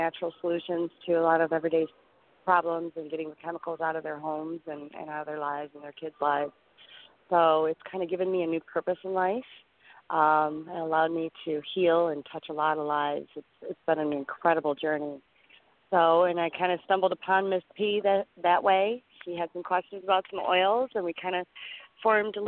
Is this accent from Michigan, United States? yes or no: yes; Detroit, Michigan, United States; I'm from Detroit.